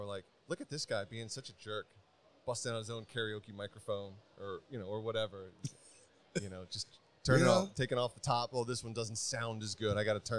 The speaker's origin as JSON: {"language": "English", "country": "United States", "said": "I'm an American"}